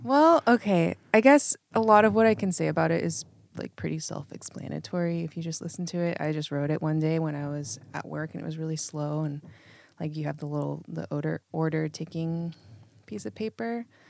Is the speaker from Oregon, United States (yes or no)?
yes; Eugene, Oregon, United States; now in Portland, United States; I grew up in Eugene